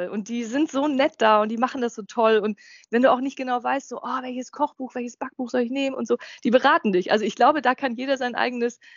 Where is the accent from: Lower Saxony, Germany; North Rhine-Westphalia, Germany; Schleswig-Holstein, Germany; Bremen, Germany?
Lower Saxony, Germany; Hanover; Ich genau. als Hannoveraner